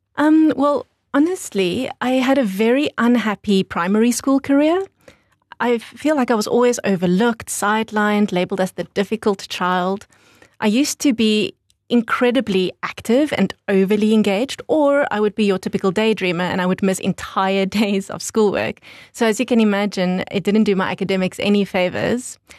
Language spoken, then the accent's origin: English; Windhoek, Khomas, Namibia; also born or lived in New Zealand; I grew up in Windhoek